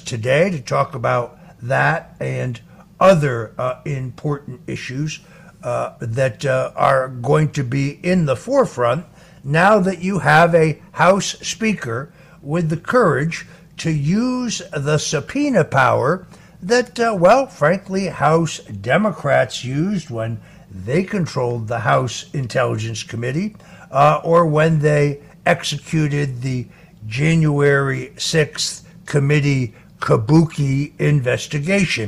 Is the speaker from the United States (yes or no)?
yes; New Jersey, New York metropolitan area, United States; where I grew up in the New York, New Jersey, Connecticut area